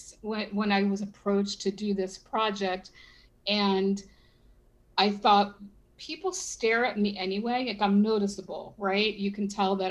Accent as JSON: {"language": "English", "town": "Philadelphia", "region": "Pennsylvania", "country": "United States", "tie": "born or raised there", "moved": "yes", "lives_now": "Miami, United States", "said": "I was born in Philadelphia, so we still have a lot of friends and family in there"}